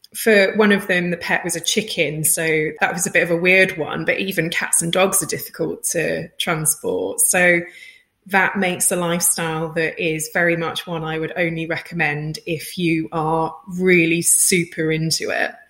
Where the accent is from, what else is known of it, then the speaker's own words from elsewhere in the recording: United Kingdom; I'm British, so when I spell it as visualization, it has no Zs